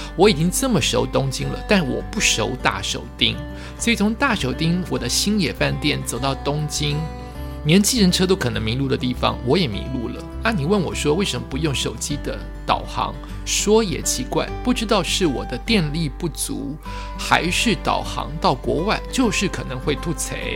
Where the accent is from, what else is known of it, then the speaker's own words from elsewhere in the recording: Taiwan; 我来自台湾